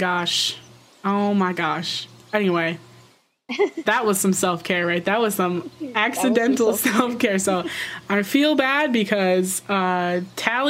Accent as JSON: {"language": "English", "region": "Vermont", "country": "United States", "said": "I'm from Vermont"}